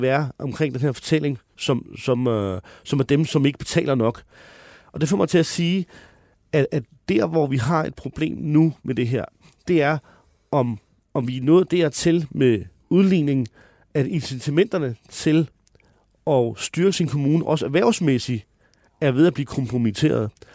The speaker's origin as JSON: {"language": "Danish", "town": "Høje-Taastrup", "region": "Capital Region of Denmark", "country": "Denmark", "said": "jeg kommer fra Høje Taastrup"}